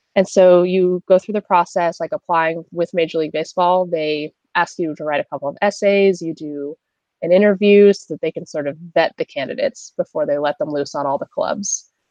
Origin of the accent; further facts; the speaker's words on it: California, United States; I'm from California